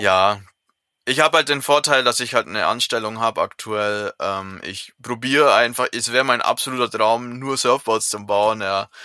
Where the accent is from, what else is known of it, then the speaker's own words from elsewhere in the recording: Southern Germany, Germany; in meinem Heimatdorf